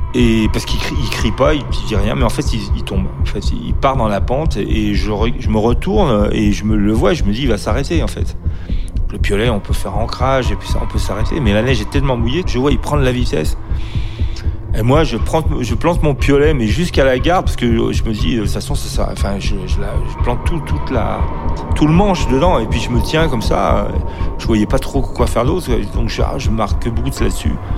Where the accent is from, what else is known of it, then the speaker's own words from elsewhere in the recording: Grenoble, Auvergne-Rhône-Alpes, France; je suis de Grenoble